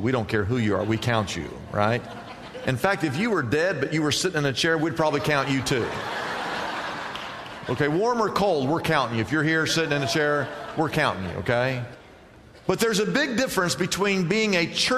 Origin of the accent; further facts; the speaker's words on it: Midwest, United States; now in California, United States; I grew up in the Midwest